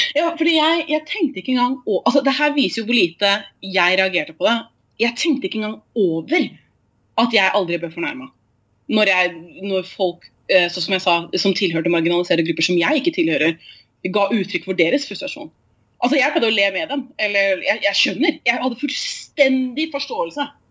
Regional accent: Oslo, Norway; moved away as an adult; also born or lived in Tromsø; now in Bergen, Norway; jeg var født og oppvokst i Oslo

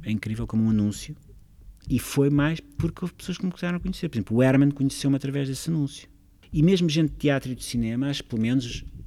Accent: Lisbon, Portugal; Eu sou mesmo lisboeta e é a minha cidade

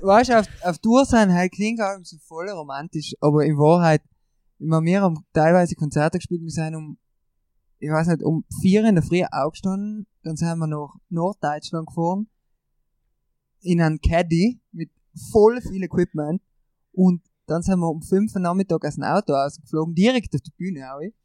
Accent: Brixen, Trentino-Alto Adige, Italy; bei uns in Brixen

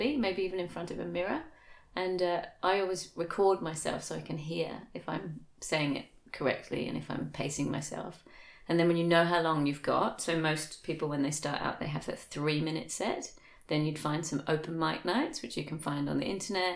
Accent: England, United Kingdom; now in Australia; I grew up in England, and when I was a kid in the 80s

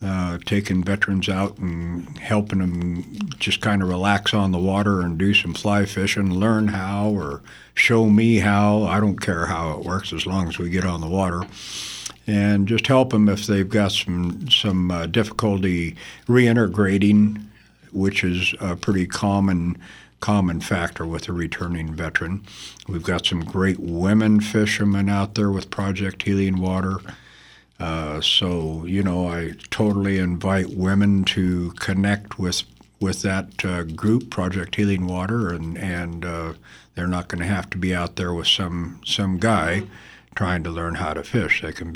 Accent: The Dalles, Oregon, United States; born there; I was born in the Dalles, Oregon in 1952, not that it matters.

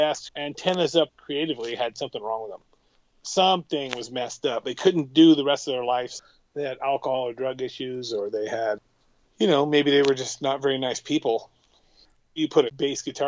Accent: Montesano, Washington, United States; also born or lived in Morton, Washington; I moved from Morton, where I had some friends as a kid, to a town, Montesano, where I didn't have any friends

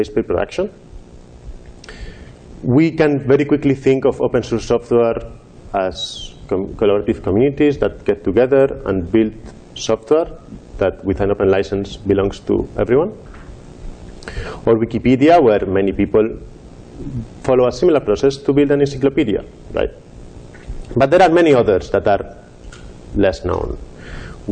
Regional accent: Madrid, Community of Madrid, Spain; moved away; I was living in Madrid, my hometown in Spain

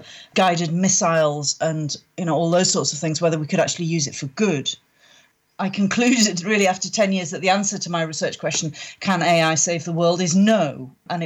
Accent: Northumberland, North East England, United Kingdom; moved away as an adult; now in Scotland; I was brought up in Northumberland

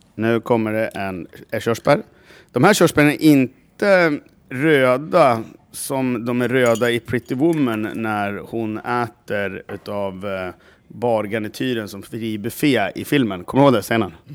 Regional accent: Gävle, Gävleborg County, Sweden; jag kommer från Gävle. Som Gävlebo

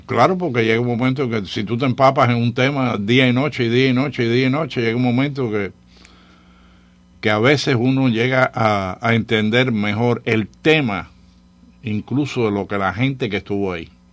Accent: Cuba; now in Miami, United States; yo crecí con primos allá en la Sierra Maestra

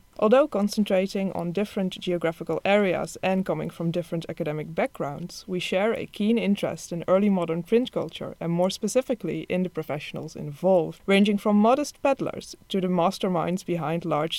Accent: Netherlands; moved away as an adult; I'm 26, and I come from the Netherlands, where I did a BA in Italian Studies and MA in Book Studies at the University of Leiden.

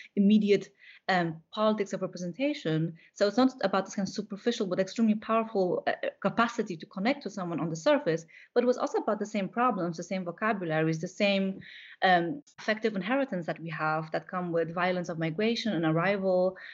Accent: Warsaw, Masovian Voivodeship, Poland; moved away as an adult; now in Berlin, Germany; I, I grew up in Warsaw

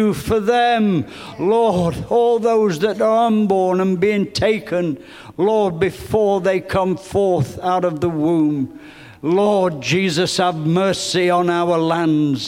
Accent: England, United Kingdom; growing up in England where I did

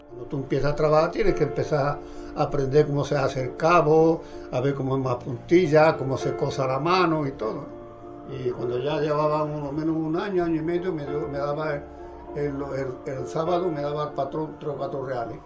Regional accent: Morón de la Frontera, Andalusia, Spain; moved away as an adult; Vengo de Morón de la Frontera, un pueblo de la provincia de Sevilla

